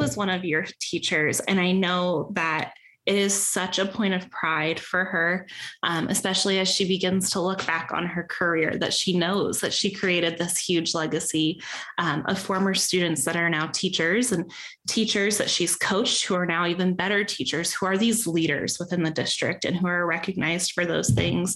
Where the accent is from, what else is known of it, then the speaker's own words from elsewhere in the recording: Peoria, Arizona, United States; I grew up in Peoria Unified